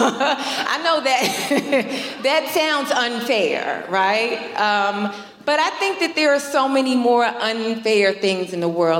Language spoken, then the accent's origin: English; New York, United States; I'm born and raised in New York